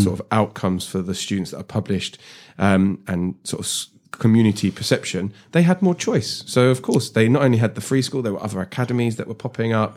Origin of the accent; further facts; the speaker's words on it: London, United Kingdom; I grew up in South Harrow